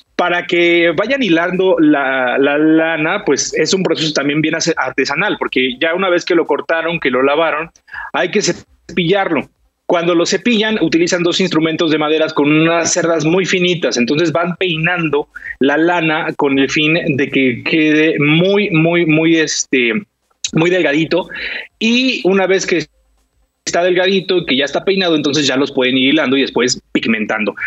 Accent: Mexico; como mexicanos

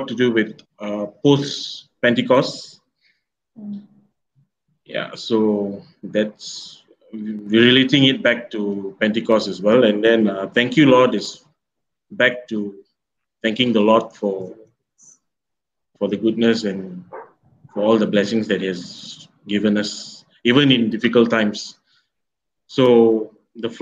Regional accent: Taiping, Perak, Malaysia; moved away; this Taiping is my hometown parish, so I'm back here

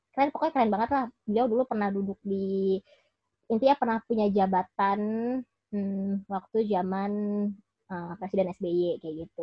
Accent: Jakarta, Indonesia; gue yang besar dan tinggal di Jakarta

